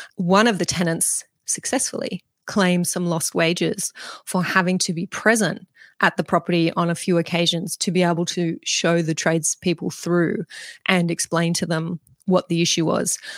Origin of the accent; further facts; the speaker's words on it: Mudgee, New South Wales, Australia; right here where I am in my hometown of Mudgee